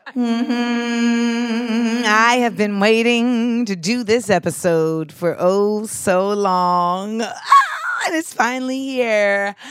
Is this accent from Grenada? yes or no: yes; Grenada; where I grew up in Grenada